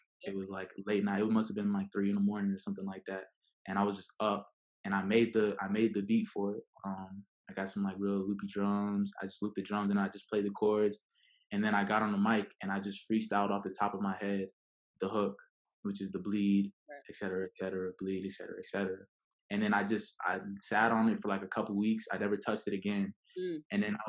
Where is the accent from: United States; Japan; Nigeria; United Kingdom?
Japan; Okinawa; born there; so my mom was pregnant with me when they were stationed out there. So I was born in Okinawa.